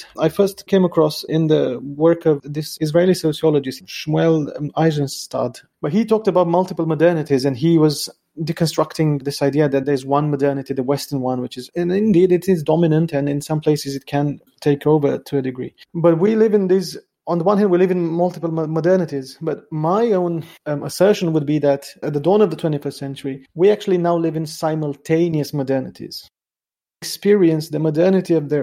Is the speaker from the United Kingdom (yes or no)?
no; Romania; moved away; every time I go back to Romania, to my hometown